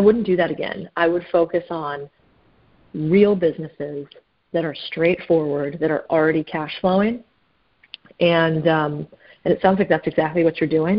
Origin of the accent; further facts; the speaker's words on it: Phoenix, Arizona, United States; I grew up in in Phoenix, Arizona